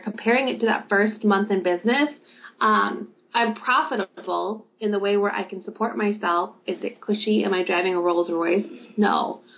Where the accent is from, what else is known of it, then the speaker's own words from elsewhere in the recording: Wisconsin, United States; my hometown of Wisconsin